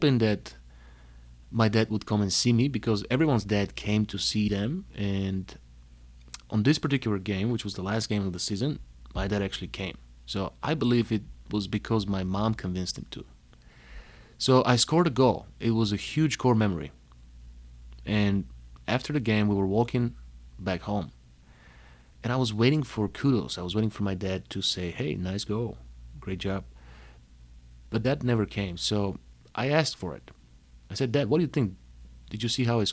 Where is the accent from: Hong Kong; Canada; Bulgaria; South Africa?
Bulgaria; Panagyurishte, Pazardzhik Province; moved away as an adult; also born or lived in Plovdiv, Bulgaria / New York City, United States; now in Chicago, United States; I was born in Bulgaria, in the second largest city, Plovdiv. But I grew up in Panagyurishte.